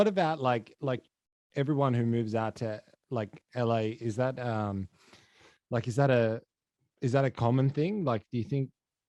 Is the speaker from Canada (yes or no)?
no; Australia; accent: Australian; oh, you sound Australian. And I'm like, well, I am